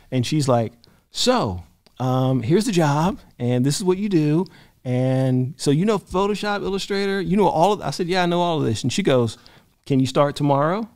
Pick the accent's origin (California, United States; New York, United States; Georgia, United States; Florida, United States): Georgia, United States; Albany; moved away; also born or lived in Atlanta, Georgia; I'm from Albany, Georgia, and then I moved to Atlanta.